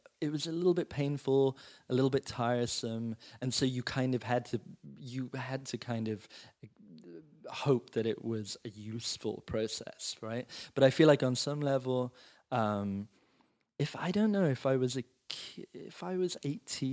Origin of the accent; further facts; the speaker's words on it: Rome, Lazio, Italy; moved away as an adult; also born or lived in England; now in Los Angeles, United States; I was born and raised in Rome